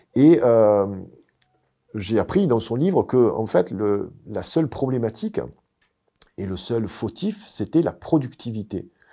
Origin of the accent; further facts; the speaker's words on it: Marseille, Provence-Alpes-Côte d'Azur, France; moved away; also born or lived in United States / Quebec; je suis pas Canadien, je suis Marseillais